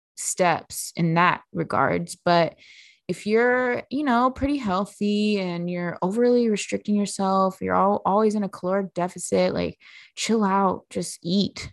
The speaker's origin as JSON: {"language": "English", "region": "Midwest", "country": "United States", "said": "I'm from the Midwest"}